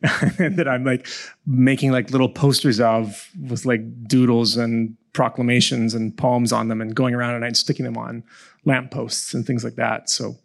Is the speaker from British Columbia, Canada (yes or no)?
yes; Victoria, British Columbia, Canada; But I was born on Saanich territory in Victoria, grew up there.